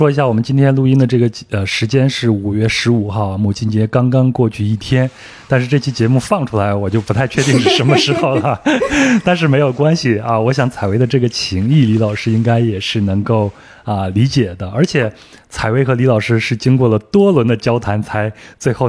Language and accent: Chinese; Henan, China; now in Jakarta, Indonesia; 我们都有一个统一的身份，就是河南人，我老家也在河南